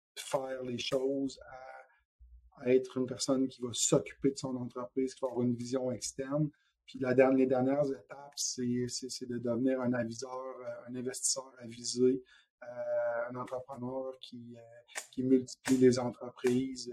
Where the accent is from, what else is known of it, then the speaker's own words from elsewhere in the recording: Quebec City, Quebec, Canada; moved away as an adult; also born or lived in Montreal region; je suis originaire de la région de Québec